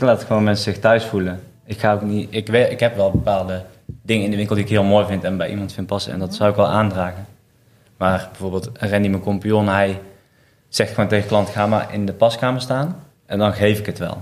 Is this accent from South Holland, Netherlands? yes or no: no; Waalwijk, North Brabant, Netherlands; Ik kom uit Waalwijk